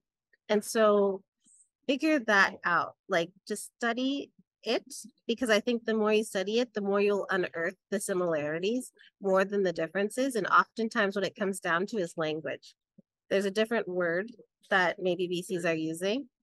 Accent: San Diego, California, United States; Growing up in San Diego, where we were 2% of the population

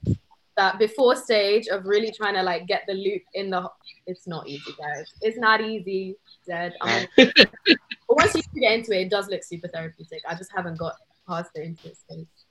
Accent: London, United Kingdom; moved away as an adult; also born or lived in Canterbury; I was one of those ones born and raised in London

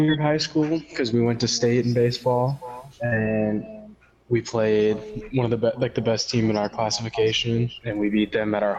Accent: Topeka, Kansas, United States; also born or lived in Rossville, Kansas; I'm from Topeka, Kansas, but I went to Rossville High School. I go to college at Mid-America Nazarene

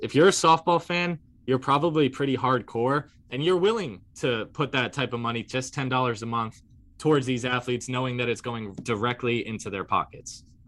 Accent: New York, United States; I grew up in New York

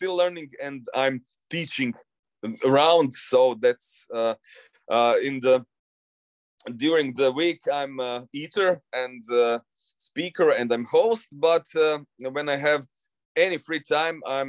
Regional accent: Zagreb, City of Zagreb, Croatia; my hometown Zagreb

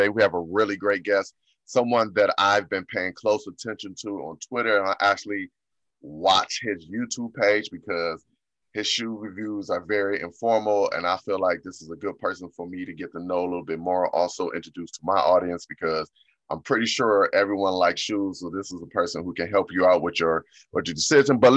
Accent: Ohio, United States; I'm in the Midwest. I'm from Ohio

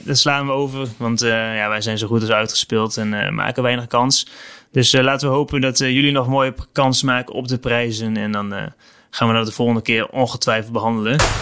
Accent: Netherlands; als Nederlander

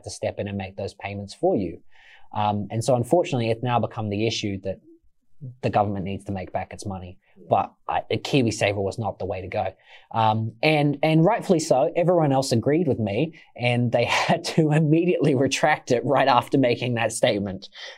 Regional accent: Australia; now in New Zealand; I am Australian

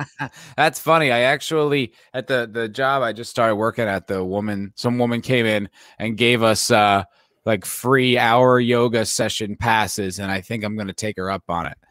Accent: New Jersey, United States; I grew up in the East Coast, I grew up in New Jersey

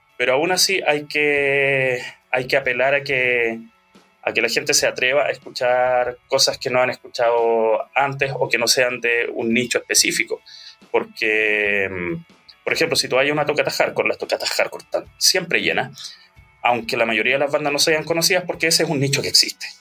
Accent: Bulnes, Ñuble, Chile; also born or lived in Santiago / Chillán; yo soy de Bulnes. Bueno, nací, nací en Santiago, pero a los cuatro años nos fuimos para allá y si bien pasé mi adolescencia en Chillán

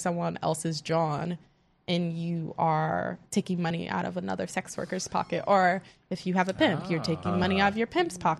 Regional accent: Philadelphia, Pennsylvania, United States; As a person from West Philly. Well, my mom would say I'm from North Philly

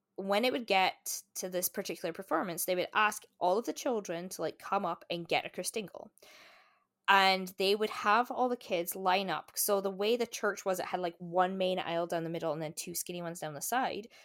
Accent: Scotland, United Kingdom; moved away as an adult; now in Canada; in my hometown, I think there are almost as many churches as there are pubs

